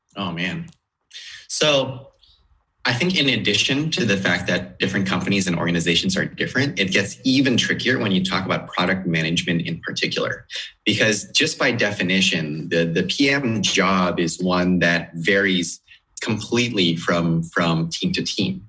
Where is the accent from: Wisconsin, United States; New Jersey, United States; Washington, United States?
Washington, United States; outside of Seattle; moved away as an adult; now in Sunnyvale, United States; I grew up outside of Seattle